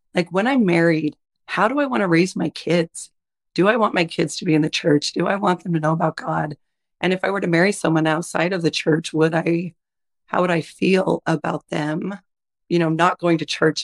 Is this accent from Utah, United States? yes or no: yes; Utah, United States; also born or lived in Idaho; I'm originally from Idaho. I primarily grew up in Utah. We've been in Utah ever since.